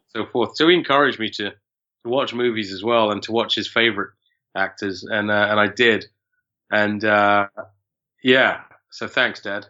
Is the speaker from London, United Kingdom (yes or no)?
yes; London, United Kingdom; born or raised there